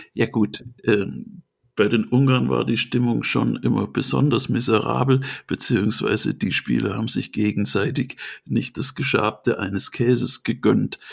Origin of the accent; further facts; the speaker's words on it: Swabia, Germany; Ich bin ja Schwabe.